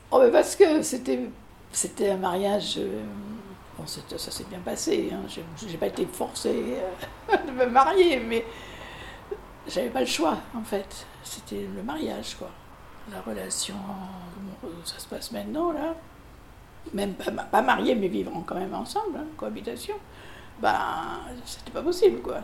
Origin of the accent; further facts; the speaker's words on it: Périgueux, Nouvelle-Aquitaine, France; now in Bordeaux, France; je suis née à Périgueux, pas très loin d'ici en fait, en Dordogne